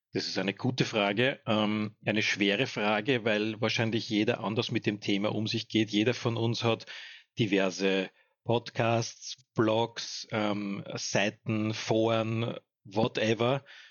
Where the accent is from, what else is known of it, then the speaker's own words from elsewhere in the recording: home municipality in Lower Austria, Austria; in meiner Heimatgemeinde